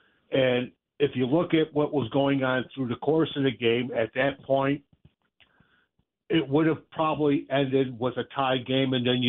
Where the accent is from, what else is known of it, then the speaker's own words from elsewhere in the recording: Detroit, Michigan, United States; I've gotten picked on years after years after years because I was born and raised in Detroit.